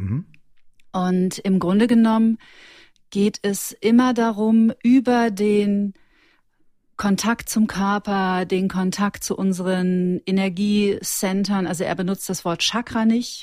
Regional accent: Ruhr area, North Rhine-Westphalia, Germany; now in Munich, Germany; Und ich bin aus dem Ruhrgebiet.

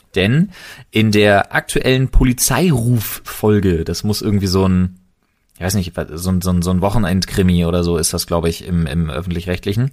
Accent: Berlin, Germany; als geborener Berliner

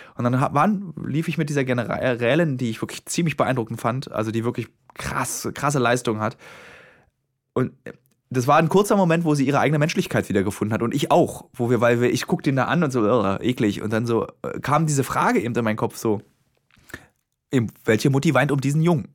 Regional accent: Berlin, Germany; Als gebürtiger Berliner

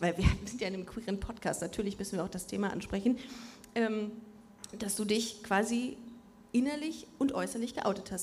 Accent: Düsseldorf, North Rhine-Westphalia, Germany; now in Cologne, Germany; Wir sind beide in Düsseldorf aufgewachsen, wir sind auch mit Stolz da aufgewachsen

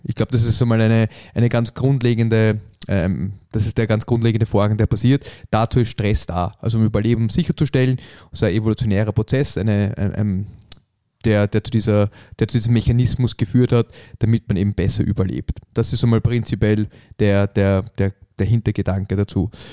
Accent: Vienna, Austria; wir haben halt diese Wiener Gemütlichkeit

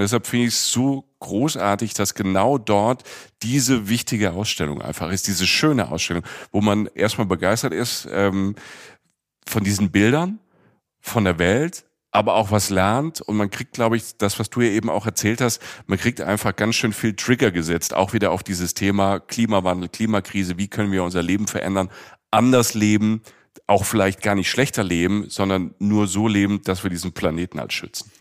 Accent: Rhineland-Palatinate, Germany; moved away; also born or lived in Cologne; Ich komme ja aus dem Süden, ich bin ja aus, dem, äh, aus der Pfalz, aus dem Südwesten Deutschlands

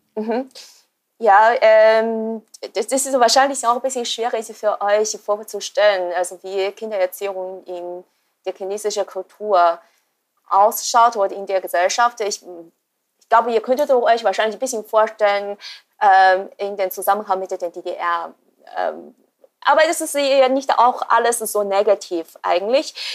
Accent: China; moved away as an adult; ich bin in China geboren und habe auch die ersten 20 Jahre dort verbracht.

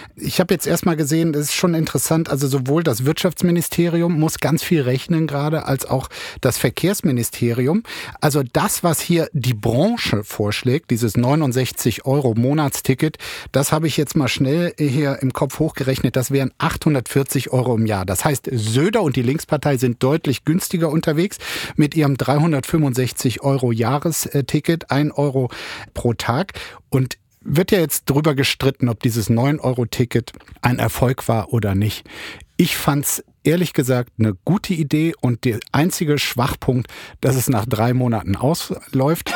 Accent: Bergisch Gladbach, North Rhine-Westphalia, Germany; ich bin gebürtig aus Bergisch Gladbach

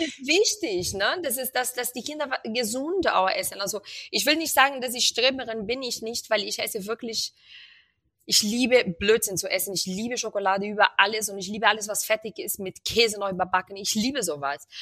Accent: Rio de Janeiro, Brazil; moved away; ich komme aus Rio und bei uns wird viel ähm, also bei uns gibt es jeden Tag auf dem Teller Reis und Bohnen.

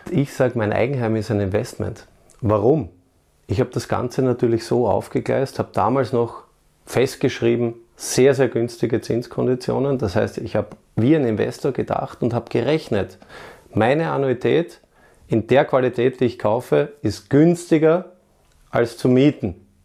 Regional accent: Vienna, Austria; meine Heimatstadt Wien

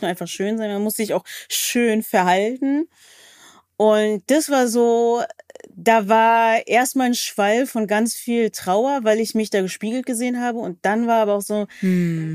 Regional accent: Berlin, Germany; ich komme aus Berlin

